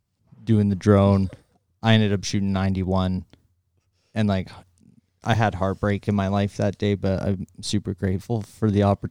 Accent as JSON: {"language": "English", "country": "Canada", "said": "we're from Canada."}